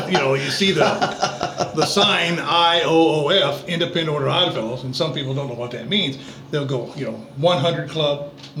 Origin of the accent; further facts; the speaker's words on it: Wakefield, Indiana, United States; Born and raised there in Wakefield.